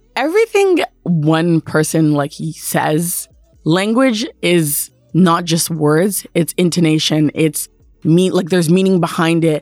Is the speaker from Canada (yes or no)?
yes; Canada; being Canadian